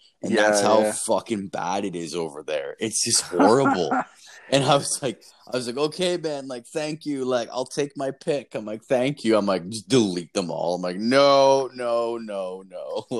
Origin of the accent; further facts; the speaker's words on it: Canada; I'm like, I'm from Canada.